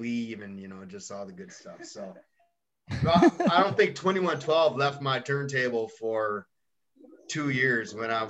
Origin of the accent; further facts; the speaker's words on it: Philippines; I'm Filipino, so I like fish.